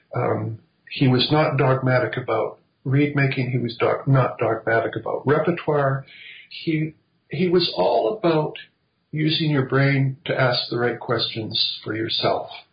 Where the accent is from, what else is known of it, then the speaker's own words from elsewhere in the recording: Vancouver, British Columbia, Canada; moved away as an adult; now in Ottawa, Canada; grew up in primarily in, on the West Coast in Vancouver, BC.